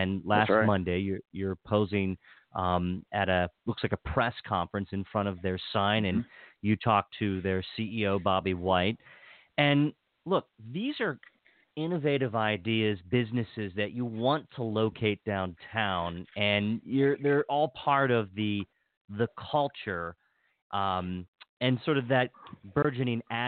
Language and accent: English; Hagerstown, Maryland, United States; I was born and raised in Hagerstown